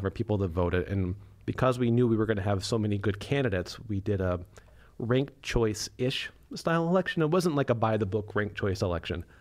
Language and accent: English; Wisconsin, United States; we're from Wisconsin